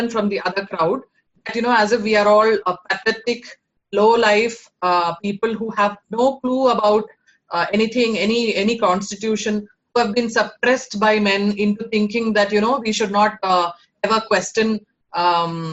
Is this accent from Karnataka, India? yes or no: no; Kerala, India; moved away; I am born and brought up in Kerala